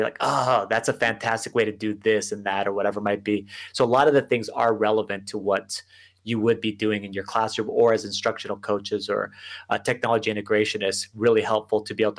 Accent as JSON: {"language": "English", "town": "El Paso", "region": "Texas", "country": "United States", "said": "Yes. I'm actually in El Paso. And most people, when they think of El Paso, if you're from Texas, they're like, yeah, that's basically New Mexico."}